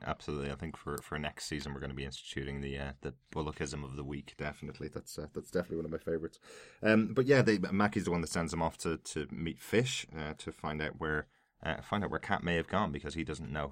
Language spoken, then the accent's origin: English; Ireland; as we'd say in Ireland